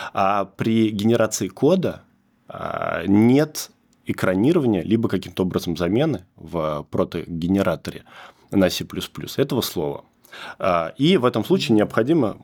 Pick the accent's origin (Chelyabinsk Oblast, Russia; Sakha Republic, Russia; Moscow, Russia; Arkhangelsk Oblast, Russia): Moscow, Russia; Zelenograd; Я сам из Зеленограда. В Зеленограде родился, закончил институт